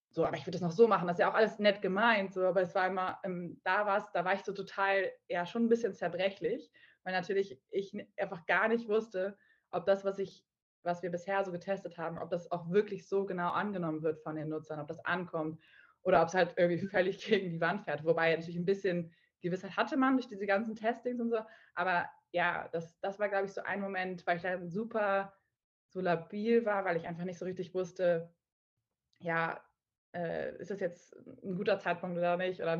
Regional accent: Hamburg, Germany; ich komme ursprünglich aus Hamburg, also äh, in Nordlicht und war aber zehn Jahre lang äh, so ein bisschen auf der Welt unterwegs, in der Welt unterwegs und bin jetzt wieder zu meinen Wurzeln zurückgekehrt und lebe jetzt auch aktuell wieder in Hamburg

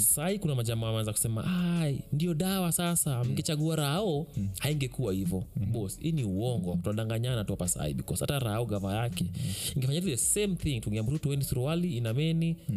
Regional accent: Kenya; kama mkenya wa kawaida

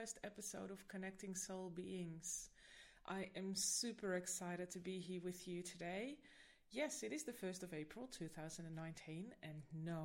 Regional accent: Netherlands; now in Sydney, Australia; I am originally from the Netherlands

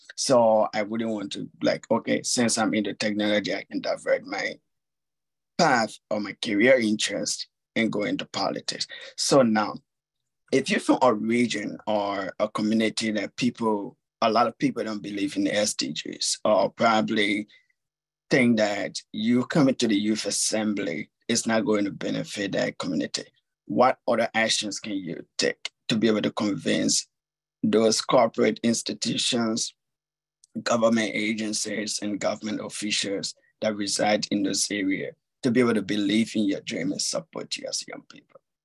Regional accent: Liberia; I'm from Liberia

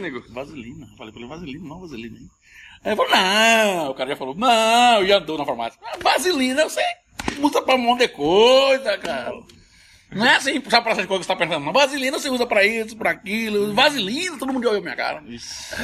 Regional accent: Cuiabá, Mato Grosso, Brazil; accent: Cuiabano; fala o cuiabano como é pra ser, é, fala como eu falo, autenticamente

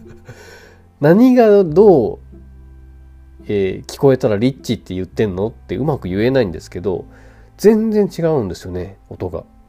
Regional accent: Kansai, Japan; accent: Kansai dialect; moved away; also born or lived in Tokyo; 僕関西弁なんですよデフォルトがそれがさこうやって一人で喋る時は関西弁ではあんまりないと思うんですね

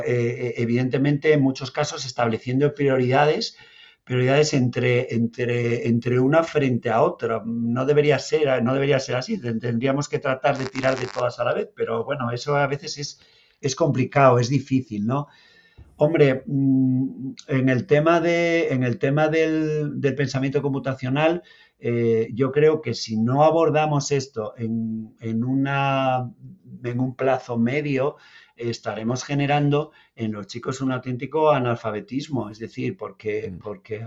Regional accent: Asturias, Spain; moved away as an adult; now in Lanzarote, Spain; no hablo canario, ¿vale? Soy, bueno, soy asturiano, vengo de Asturias, llevo aquí 11 años ya

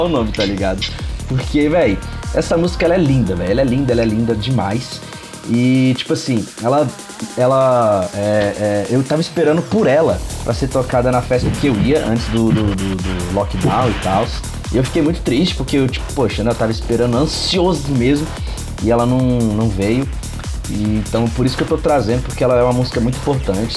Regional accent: Brazil; Eu, eu como brasileiro

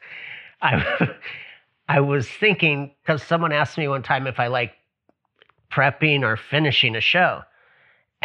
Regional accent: Hawaii, United States; I'm from Hawaii

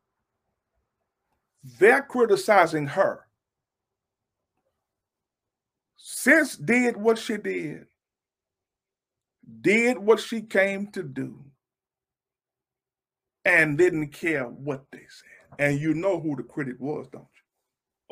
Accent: Louisiana, United States; I'm from Louisiana

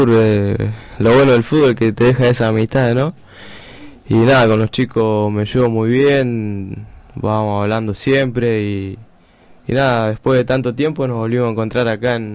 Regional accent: Rosario, Santa Fe, Argentina; En Rosario, en el Hospital Roque San Peña

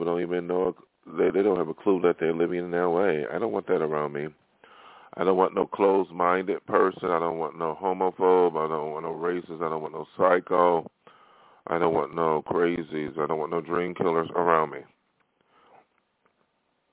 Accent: Buffalo, New York, United States; moved away as an adult; now in Los Angeles, United States; my hometown of Buffalo

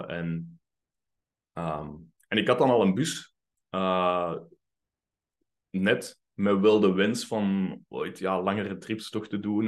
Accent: Mechelen, Flanders, Belgium; moved away as an adult; also born or lived in Finland; ik ben opgegroeid in Mechelen

